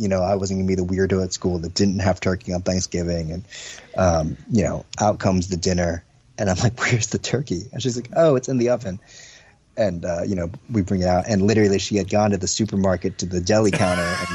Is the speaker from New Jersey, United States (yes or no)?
yes; New Jersey, United States; I was born and raised in New Jersey, but my folks came from China, from Hong Kong